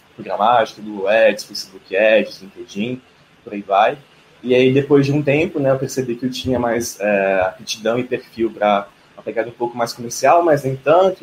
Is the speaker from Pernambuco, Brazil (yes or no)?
no; Brasília, Federal District, Brazil; moved away as an adult; now in São Paulo, Brazil; eu sou de Brasília e eu cheguei em São Paulo.